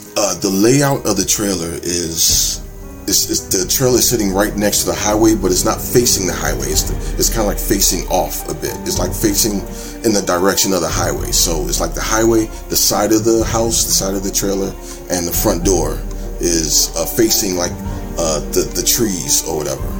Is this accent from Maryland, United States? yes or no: yes; D.C., Maryland, United States; I'm from the Maryland, D.C., Virginia area